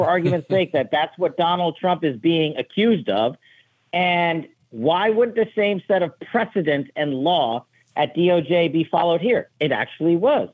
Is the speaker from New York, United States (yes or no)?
yes; New York, United States; my hometown of New York